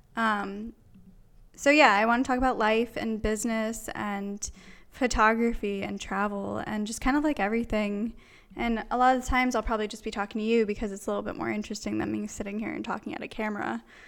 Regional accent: Pennsylvania, United States; I grew up in Pennsylvania.

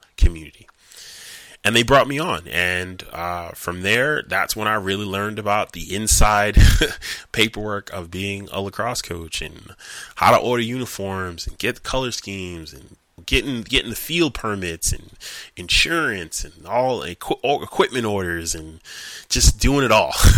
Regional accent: New York, United States; I'm from New York

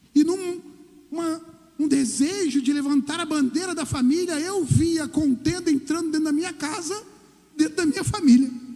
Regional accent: Brazil; nós somos cidadãos, sim, nós somos brasileiros

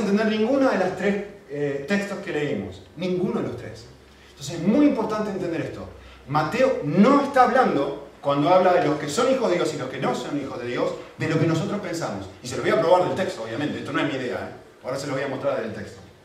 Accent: Argentina; now in Spain; Yo como argentino

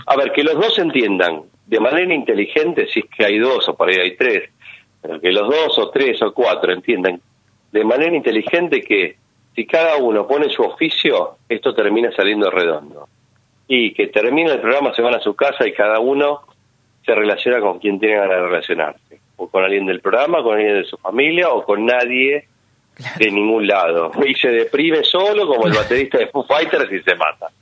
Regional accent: Quilmes, Buenos Aires Province, Argentina; Yo soy de Quilmes, escucho mucho radio zonal

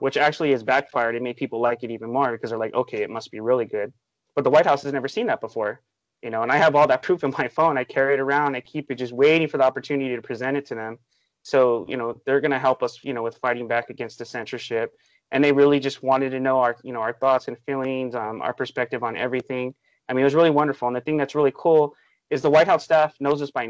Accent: Los Angeles, California, United States; I was born and raised in Canoga Park, California

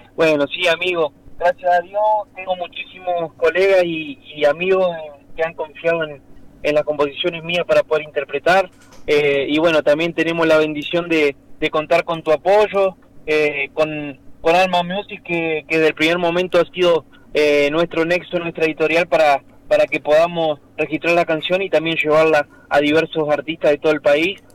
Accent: El Maitén, Chubut, Argentina; estoy en mi pueblo, en Maitén, sí. eh, de 7.000 habitantes noroeste de la provincia de Chubut

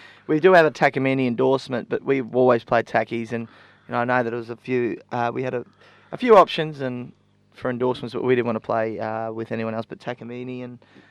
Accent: Rockhampton, Queensland, Australia; we both born and raised in Rocky, but we didn't know each other growing up.

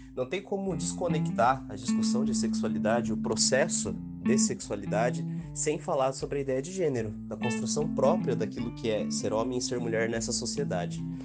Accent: São José, Santa Catarina, Brazil; sou de São José, Santa Catarina, na Grande Florianópolis

